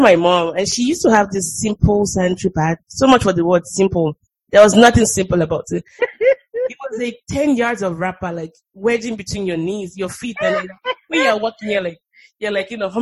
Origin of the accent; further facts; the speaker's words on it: Nigeria; moved away as an adult; now in United States; the way we grew up in Nigeria